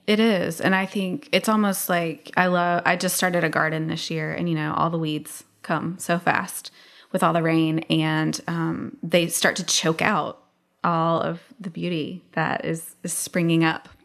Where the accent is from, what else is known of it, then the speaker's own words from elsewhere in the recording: the South, United States; I'm from the South